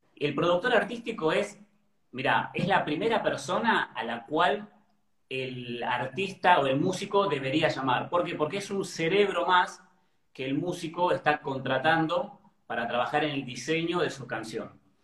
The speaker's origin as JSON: {"language": "Spanish", "town": "Cipolletti", "region": "Río Negro", "country": "Argentina", "also_born_or_lived": "Buenos Aires", "moved": "yes", "lives_now": "Ezeiza, Argentina", "said": "yo soy del sur, soy de Río Negro, de Chipoleti"}